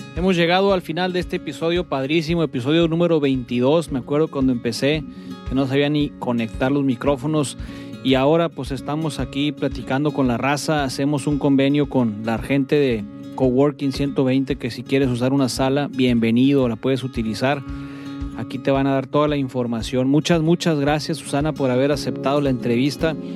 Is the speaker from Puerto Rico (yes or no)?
no; Culiacán, Sinaloa, Mexico; somos todos aquí de Culiacán